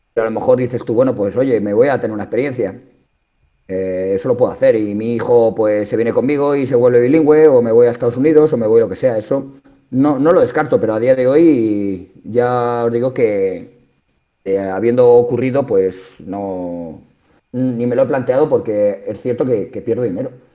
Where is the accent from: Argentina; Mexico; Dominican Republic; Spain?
Spain; La Roda, Castilla-La Mancha; Yo soy de pueblo, entonces la suerte que tengo en mi pueblo, en La Roda, es que allí el deporte es una religión